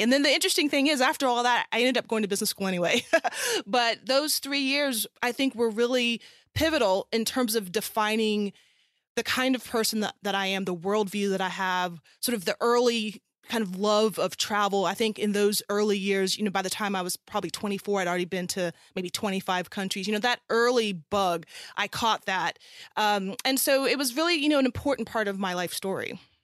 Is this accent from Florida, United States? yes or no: no; South Carolina, United States; moved away as an adult; also born or lived in California; I'm originally from South Carolina, and I'm the child of a Ghanaian immigrant and an American mother